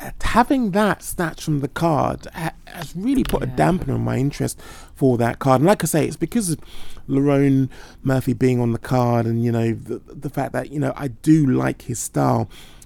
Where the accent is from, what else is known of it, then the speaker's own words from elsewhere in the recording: United Kingdom; I'm obviously biased as a Brit.